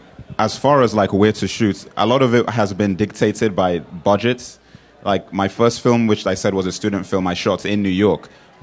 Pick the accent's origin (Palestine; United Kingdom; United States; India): United Kingdom; England; also born or lived in Nigeria; I was born in England. I spent 10 years in Nigeria, then moved back to England.